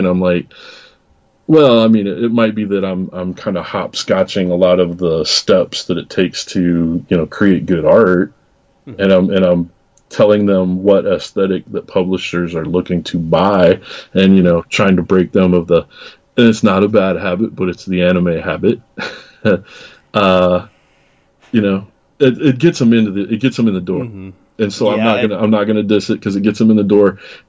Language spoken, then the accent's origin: English; Waterloo, Iowa, United States; I'm from Northeast Iowa. I'm actually from Waterloo, Cedar Falls area